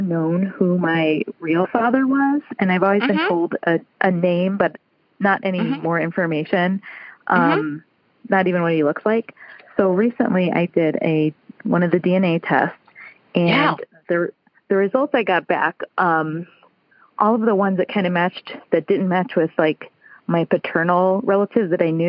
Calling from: Chicago, Illinois, United States

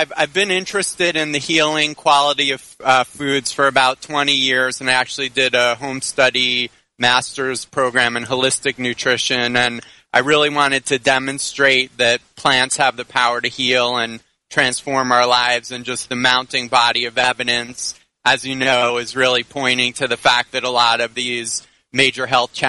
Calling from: Miami, Florida, United States; Right now I'm in Miami.

